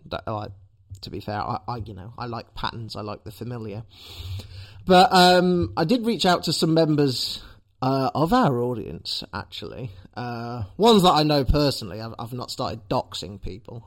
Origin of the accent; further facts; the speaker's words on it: Leicester, East Midlands, United Kingdom; as a citizen of Leicester